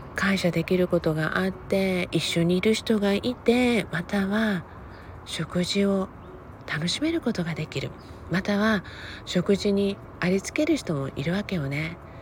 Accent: Okinawa, Japan; moved away as an adult; now in Los Angeles, United States; 沖縄生まれ沖縄育ちでねもうほとんど今もまだ自分のね人生の中では沖縄の年月

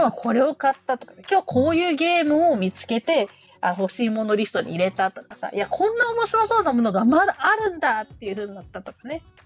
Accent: Sapporo, Hokkaido, Japan; 地元札幌

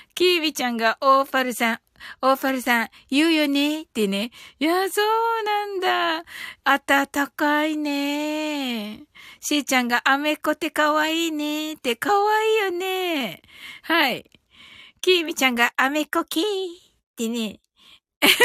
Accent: Kyushu, Japan; 一人だけ九州人でね、私がね

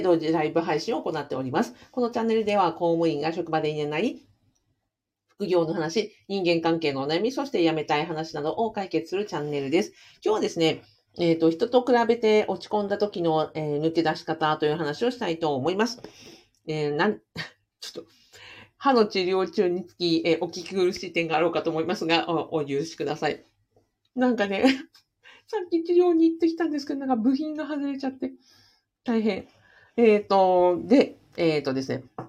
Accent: Hokkaido, Japan; also born or lived in Kushiro; 私は、北海道で生まれ育ちましたので

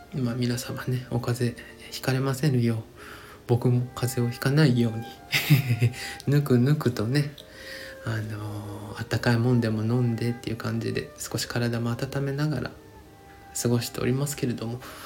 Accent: Hiroshima, Japan; 僕出身がね、ひ、 地元が広島

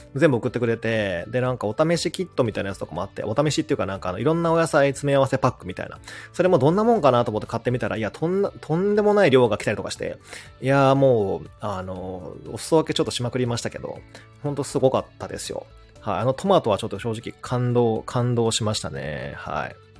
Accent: Seto Inland Sea coast, Japan; 僕もほら瀬戸内沿岸出身なので

